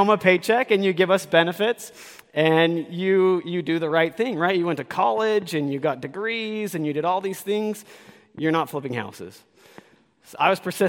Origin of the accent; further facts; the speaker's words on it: Utah, United States; I am from Utah